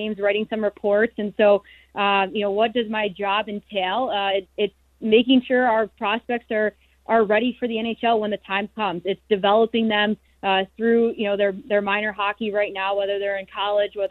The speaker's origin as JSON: {"language": "English", "town": "Chicago", "region": "Illinois", "country": "United States", "tie": "born or raised there"}